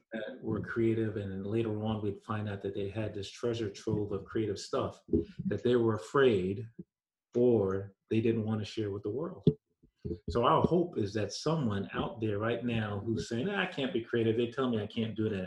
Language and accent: English; New York, United States; when I was growing up in New York